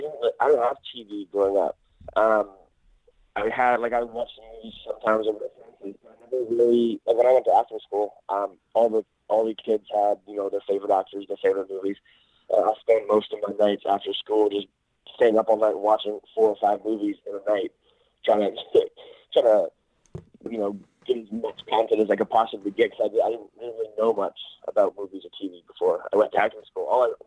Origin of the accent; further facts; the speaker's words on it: Oliver, British Columbia, Canada; moved away as an adult; also born or lived in Los Angeles; now in Vancouver, Canada; Actually, I'm from a place called Oliver in British Columbia, in Canada. It's like a really tiny town out in the Okanagan Valley.